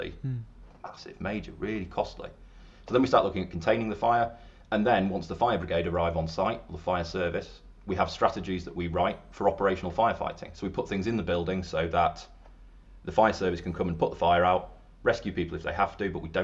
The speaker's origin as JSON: {"language": "English", "region": "Yorkshire and the Humber", "country": "United Kingdom", "also_born_or_lived": "London", "moved": "as an adult", "said": "I am from up north. I'm from Yorkshire, not Lancashire. Over here on the wrong side of the Pennines."}